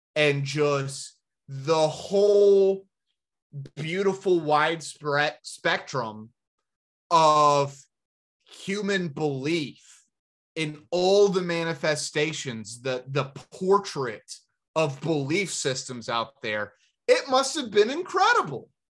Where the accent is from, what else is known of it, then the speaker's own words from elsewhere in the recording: the South, United States; being Americans and growing up in the South